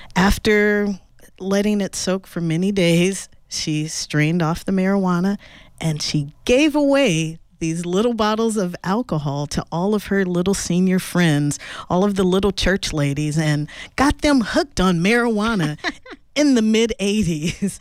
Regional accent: Los Angeles, California, United States; I grew up in Los Angeles

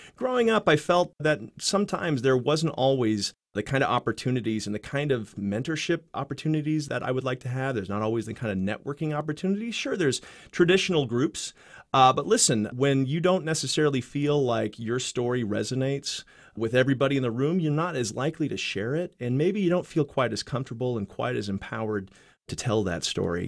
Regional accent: Wichita, Kansas, United States; I grew up in Wichita, and, uh, I really loved being from here. Loved growing up here. I was an East Side kid.

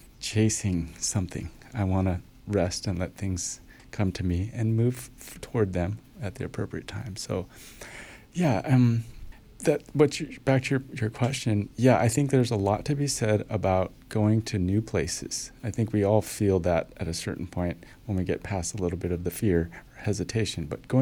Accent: Long Beach, California, United States; now in Bulgaria; And same thing, I came from Southern California, from L.A., Long Beach area. I'm familiar with all that area. I don't want to go back there. Bulgaria? Never even thought more than once about it.

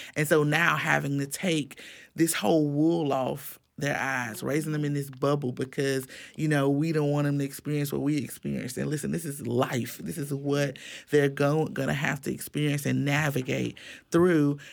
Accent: Miami, Florida, United States; now in Tallahassee, United States; I grew up in Miami

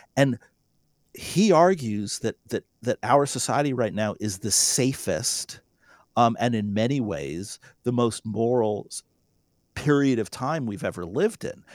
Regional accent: North Dakota, United States

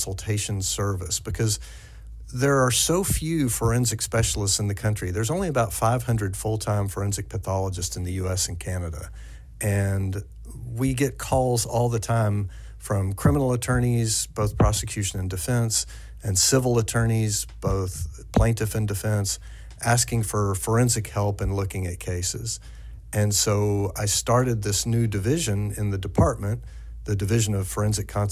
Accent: East Tennessee, United States; moved away; also born or lived in Central Kentucky; my original home of East Tennessee

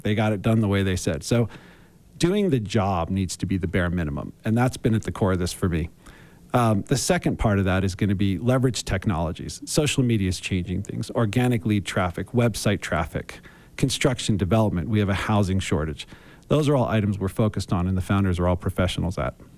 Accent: Philadelphia, Pennsylvania, United States; I grew up in Philadelphia

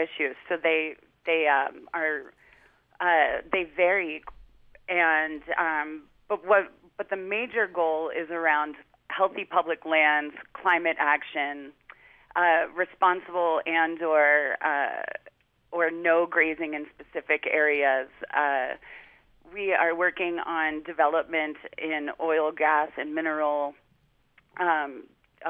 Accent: New Jersey, United States; moved away; I grew up on the East Coast where a lot of public and open space was difficult to find in New Jersey

